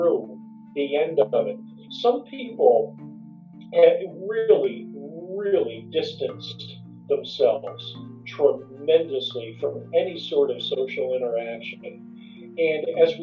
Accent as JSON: {"language": "English", "area": "Morris County", "region": "New Jersey", "country": "United States", "tie": "born or raised there", "lives_now": "Montclair, United States", "said": "I grew up in New Jersey. So I am a born and bred New Jersey guy. Grew up in Morris County"}